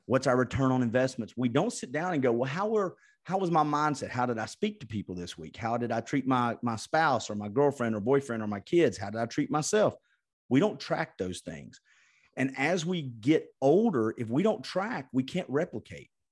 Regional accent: Chattanooga, Tennessee, United States; Chattanooga, Tennessee

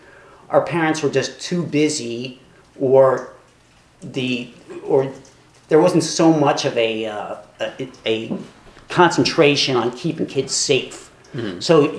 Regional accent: Philadelphia, Pennsylvania, United States; growing up in West Philly was, there was a lot of influences. It's still an incredible place to grow up.

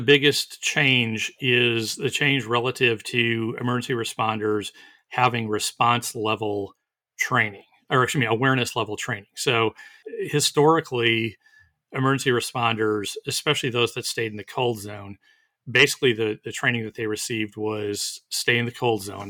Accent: Wisconsin, United States; now in Texas, United States; where I grew up in Wisconsin

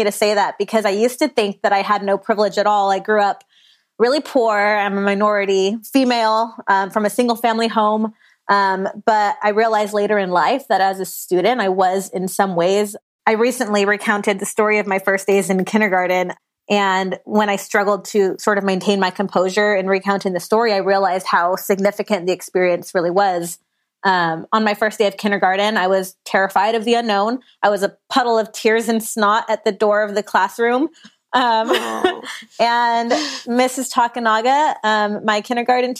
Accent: Riverside County, California, United States; also born or lived in Orange County, California / San Diego County, California / Oregon; I am a California native. I was born and raised in California. I was born in Orange County, grew up mostly in Riverside County, and then now I live out here in San Diego

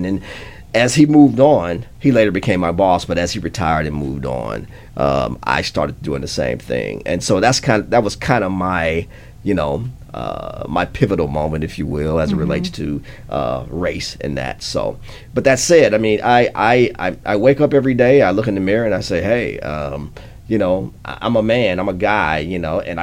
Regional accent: Peoria, Illinois, United States; I grew up in Peoria, Illinois

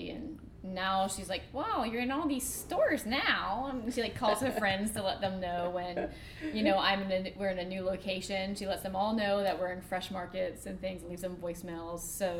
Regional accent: Florida, United States; moved away; I don't really like to tell people I'm from Florida

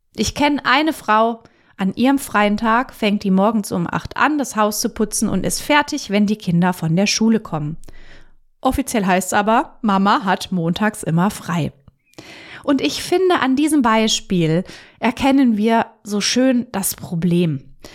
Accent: Germany; bei uns in Deutschland

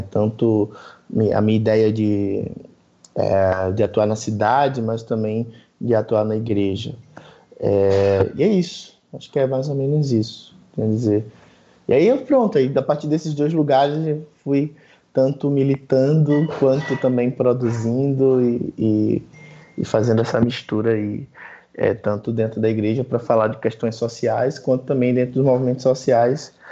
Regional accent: Recife, Pernambuco, Brazil; Sou de Recife, Estou é, falando aqui diretamente daqui.

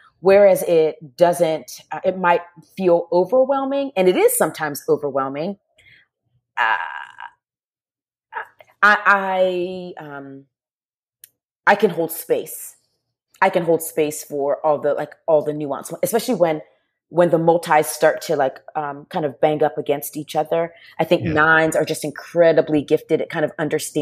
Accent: Charleston, South Carolina, United States; I grew up in the near Charleston, South Carolina

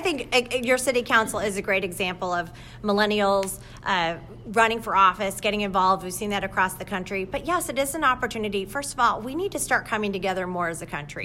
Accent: Michigan, United States; moved away; I'm from Michigan.

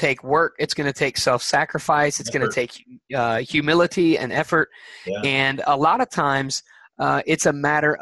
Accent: Alabama, United States; I am from Alabama

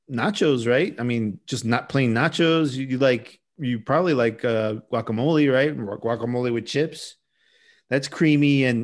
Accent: United States; I'm American.

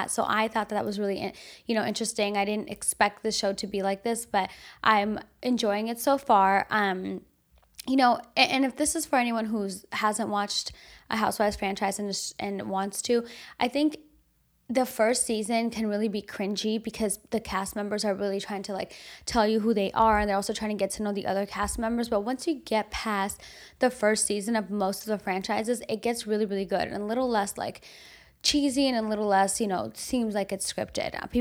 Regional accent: Armenia; born there; You know, I was born in Armenia, I've been to Armenia several times since

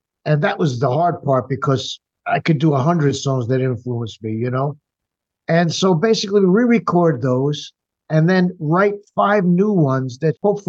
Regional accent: New York City, New York, United States; I grew up in the New York area.

